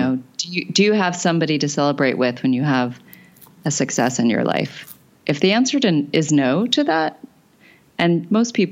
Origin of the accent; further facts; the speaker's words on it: Arizona, United States; I grew up in Arizona